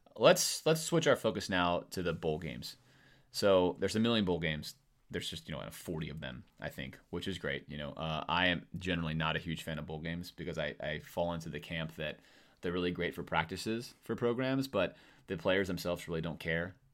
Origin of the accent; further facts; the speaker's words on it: Coral Gables, Florida, United States; I grew up in Coral Gables